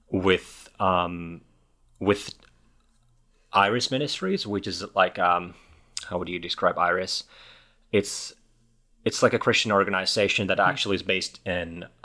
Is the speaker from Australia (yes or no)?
no; Helsinki, Uusimaa, Finland; English is a second language; I'm from